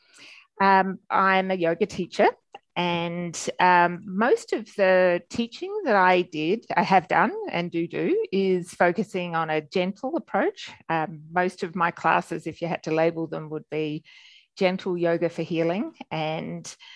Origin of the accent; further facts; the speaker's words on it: Melbourne, Victoria, Australia; accent: Australian; moved away as an adult; also born or lived in Sydney / Canberra / Gold Coast hinterland / New York City; As you can tell from my accent, I'm Australian. I'm born and bred in Melbourne